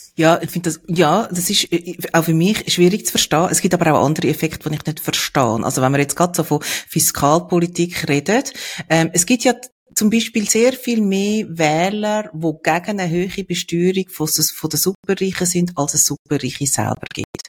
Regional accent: Switzerland; bei uns in der Schweiz

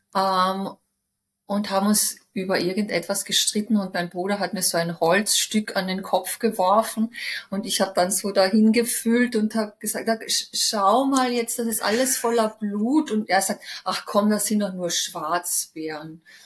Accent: Villach, Carinthia, Austria; moved away as an adult; also born or lived in Cologne, Germany; now in Vienna, Austria; Bin aus Villach weggezogen, also von meinen Eltern weggezogen mit 19

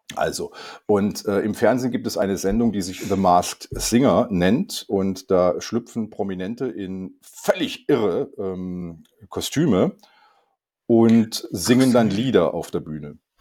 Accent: Germany; als Deutscher

